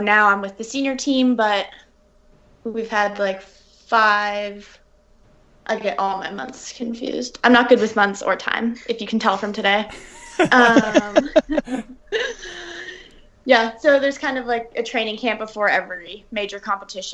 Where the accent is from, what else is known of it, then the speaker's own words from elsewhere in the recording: Toronto, Ontario, Canada; also born or lived in New York City, United States; I moved to Toronto when I was about 5, and my mom's Canadian.